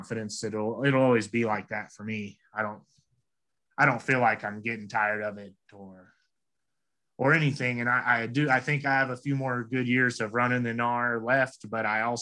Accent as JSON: {"language": "English", "region": "Arkansas", "country": "United States", "tie": "born or raised there", "also_born_or_lived": "Winter Park, Colorado", "moved": "yes", "lives_now": "Colorado, United States", "said": "I grew up in Arkansas."}